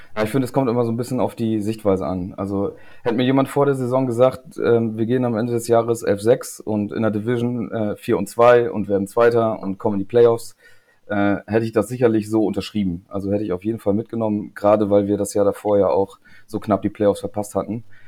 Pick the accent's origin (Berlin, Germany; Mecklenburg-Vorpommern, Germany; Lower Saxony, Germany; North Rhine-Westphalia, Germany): Lower Saxony, Germany; Lingen; moved away as an adult; also born or lived in East Frisia; now in Leer, Germany; ich wohne jetzt in Ostfriesland, aber bin kein gebürtiger Ostfriese, sondern komme eigentlich äh, aus Lingen